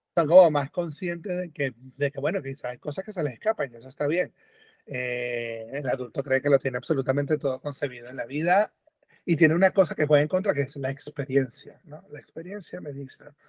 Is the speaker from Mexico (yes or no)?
no; Venezuela; moved away as an adult; also born or lived in Europe; yo nací en Venezuela. Que nací, crecí en Venezuela. mitad de mi vida fue Venezuela